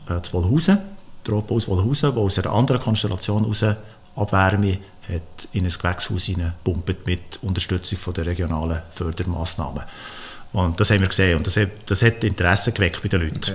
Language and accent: German; Switzerland; ich bin in der Schweiz aufgewachsen.